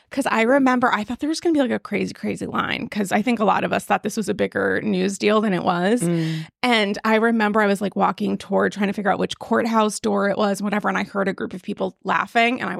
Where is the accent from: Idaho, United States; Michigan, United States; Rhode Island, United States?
Rhode Island, United States